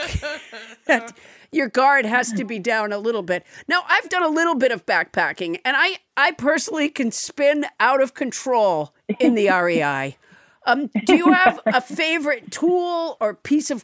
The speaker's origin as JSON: {"language": "English", "region": "Massachusetts", "country": "United States", "tie": "born or raised there", "moved": "yes", "lives_now": "Santa Monica, United States", "said": "I grew up in Massachusetts"}